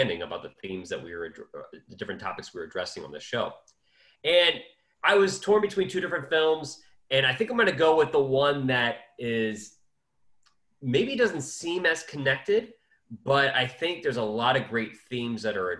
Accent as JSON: {"language": "English", "country": "United States", "said": "coming from being an American, right? Growing up in the 9/11 and post 9/11 world"}